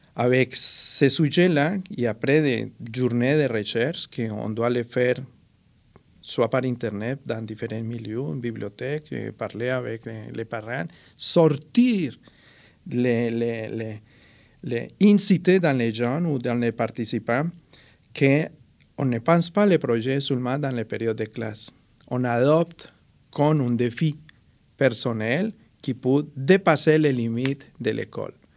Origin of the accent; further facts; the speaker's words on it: Colombia; French is a second language; now in Trois-Rivières, Canada; Je suis déraciné de la Colombie, enraciné en Mauricie